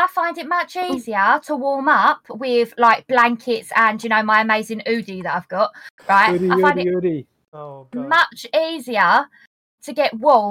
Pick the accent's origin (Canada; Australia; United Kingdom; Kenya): United Kingdom; as we're British